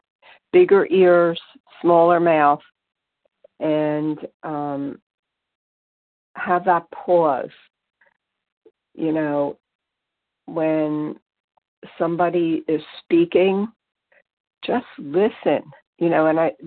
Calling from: Pennsylvania, United States; from Pennsylvania.

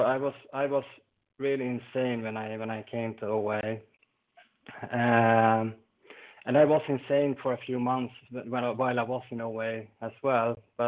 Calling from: Falun, Dalarna County, Sweden; I'm calling from Falun in Sweden, sunny Sweden today.

